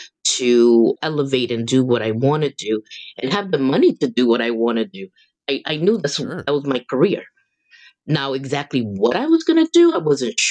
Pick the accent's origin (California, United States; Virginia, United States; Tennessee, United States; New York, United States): New York, United States; New York City; I'm from the South Bronx